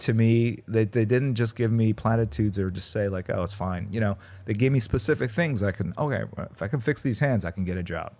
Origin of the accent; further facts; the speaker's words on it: Midwest, United States; first language Korean; English is a second language; also born or lived in Korea / Warren, Ohio / Missouri; now in Los Angeles, United States; I grew up mostly in the Midwest